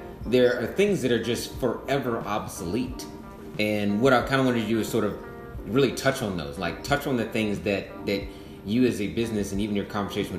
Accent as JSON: {"language": "English", "town": "Marietta", "region": "Georgia", "country": "United States", "tie": "born or raised there", "said": "my hometown, I grew up in Marietta, Cobb County"}